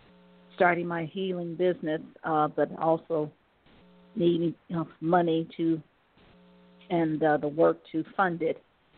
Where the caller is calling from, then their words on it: Cleveland, Ohio, United States; I'm calling from Ohio, Cleveland